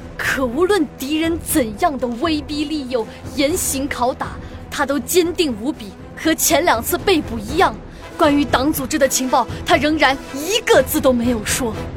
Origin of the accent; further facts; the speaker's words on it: Liuyang, Hunan, China; 我家乡流洋